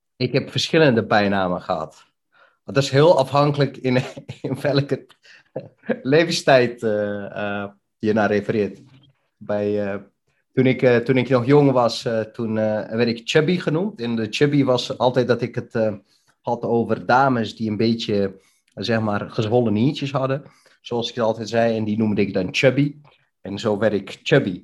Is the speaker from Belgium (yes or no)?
no; Bihać, Federation of Bosnia and Herzegovina, Bosnia & Herzegovina; also born or lived in Netherlands; now in Deventer, Netherlands; Ik kom uit een hele mooie stad, eh, genaamd Bihać, in uh, voormalige Joegoslavië